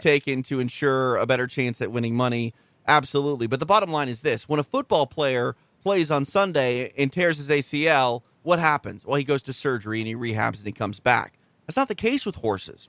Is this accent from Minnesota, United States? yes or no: yes; Minnesota, United States; moved away; Two, two Minnesotans on the line with you